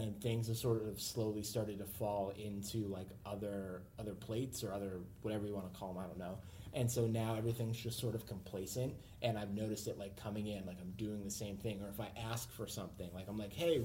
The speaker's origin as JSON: {"language": "English", "town": "Ludlow", "region": "Massachusetts", "country": "United States", "tie": "born or raised there", "moved": "as an adult", "lives_now": "Boston, United States", "said": "I grew up in Western Massachusetts, which is just like a region of the state, and now I live in Boston"}